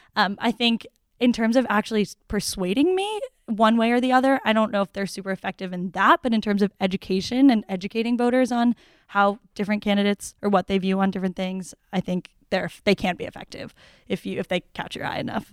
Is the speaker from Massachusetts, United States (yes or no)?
yes; Newton, Massachusetts, United States; I'm from Newton, Massachusetts